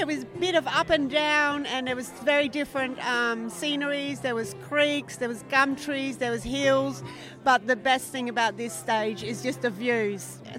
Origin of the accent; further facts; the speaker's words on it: Clare Valley, South Australia, Australia; I'm from the Clare Valley. I'm very lucky to live in Seven Hill.